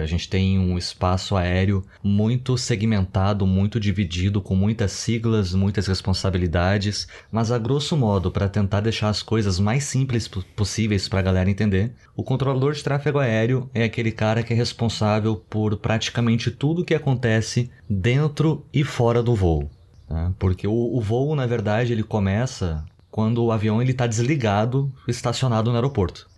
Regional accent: Porto Alegre, Rio Grande do Sul, Brazil; moved away; eu morava com os meus pais em Porto Alegre. Eu sou gaúcho

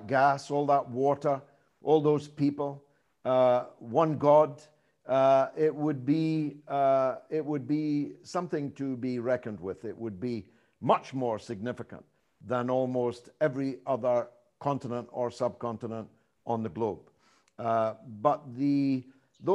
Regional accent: Dundee, Scotland, United Kingdom; my hometown club, Dundee

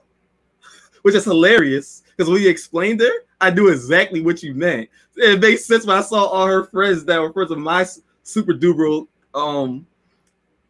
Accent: Philadelphia, Pennsylvania, United States; I'm from West Philly

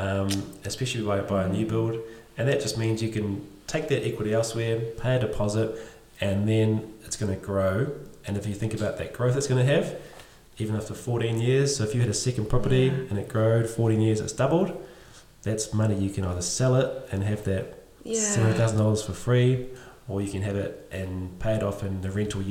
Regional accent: Cambridge, Waikato, New Zealand; It's my hometown.

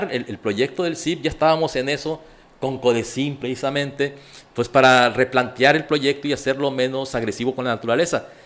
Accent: Escuinapa, Sinaloa, Mexico; born or raised there

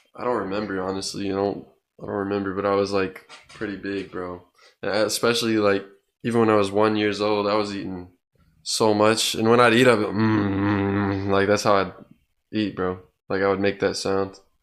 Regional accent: Tulsa, Oklahoma, United States; now in Norman, United States; I'm from Oklahoma, Tulsa, Oklahoma. But I'm living in Norman

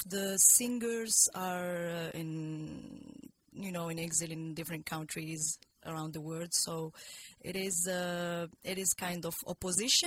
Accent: Casablanca, Casablanca-Settat, Morocco; first language Arabic; English is a second language; moved away as an adult; now in United States; I was born in Casablanca and grew up in Morocco. And I came here 3 years ago.

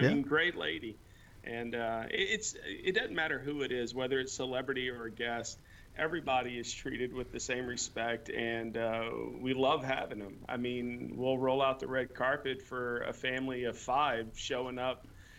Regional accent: New Orleans, Louisiana, United States; born there; moved away; I was born south in New Orleans, Louisiana, moved up here in 1985.

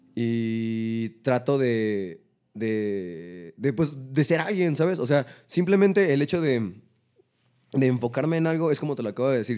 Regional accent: Coacalco, State of Mexico, Mexico; Soy un trapero de Coacalco

